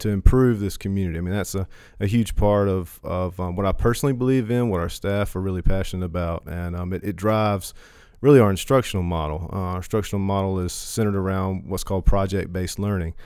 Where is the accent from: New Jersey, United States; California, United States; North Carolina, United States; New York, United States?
North Carolina, United States; Hertford; also born or lived in Chapel Hill / Greenville; I'm from Perquemines County, Hereford Ca, uh, Hereford native. Um, I've lived here my whole life